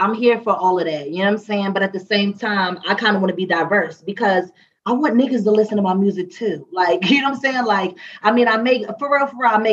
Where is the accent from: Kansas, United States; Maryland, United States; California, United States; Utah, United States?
Maryland, United States; I would be like, Maryland